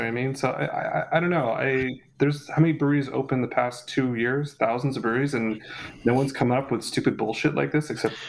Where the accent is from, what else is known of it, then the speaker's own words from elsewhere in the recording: Washington, United States; I'm from Washington.